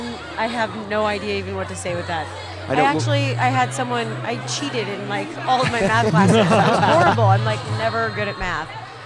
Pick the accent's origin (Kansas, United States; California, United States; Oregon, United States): Kansas, United States; moved away; I'm from Kansas. I'm from nowhere, Kansas.